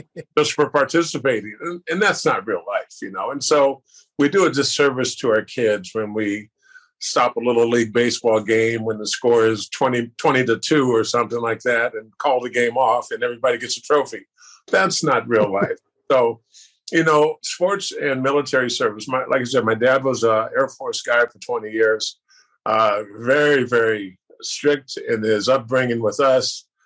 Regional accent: Sacramento, California, United States; I grew up in South Sacramento

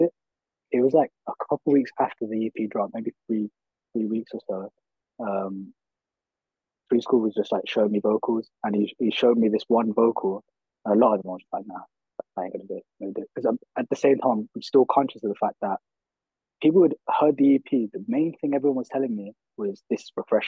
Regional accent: Birmingham, West Midlands, United Kingdom; I grew up in Handsworth

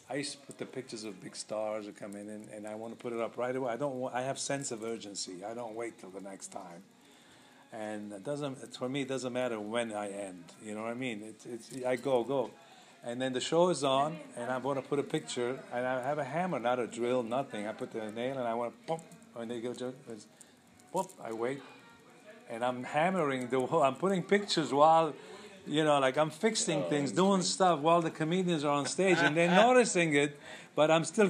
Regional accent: Lebanon; moved away; I'm from Lebanon

